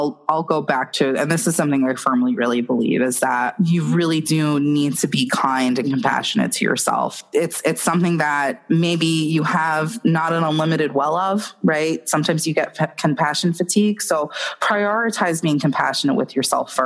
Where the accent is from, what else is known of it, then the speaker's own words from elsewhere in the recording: New York, United States; I'm from New York